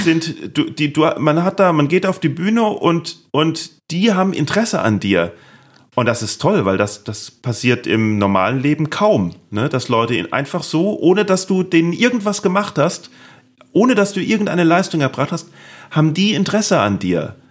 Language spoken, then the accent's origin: German; Neustadt an der Weinstraße, Rhineland-Palatinate, Germany; accent: Palatine; ich kann Pfälz, ich bin ja Pfälzer, das ist ja so ein bisschen ähnlich. Das ist so pfälzisch, hessisch.